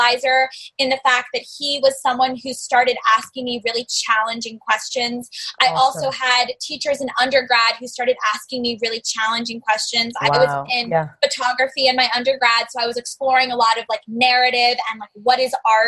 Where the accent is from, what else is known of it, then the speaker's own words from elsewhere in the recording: the South, United States; growing up in the South, family from New York